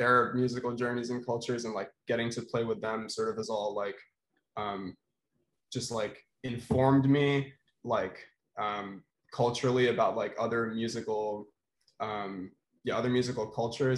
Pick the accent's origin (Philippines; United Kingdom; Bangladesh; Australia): Philippines; moved away as an adult; now in Boston, United States; I'm also from the Philippines, or at least, grew up there.